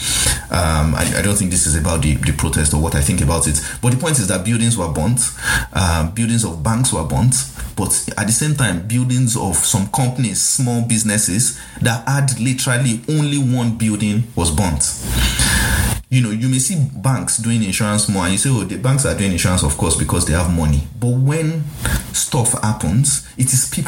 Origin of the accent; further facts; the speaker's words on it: Nigeria; this is me as a Nigerian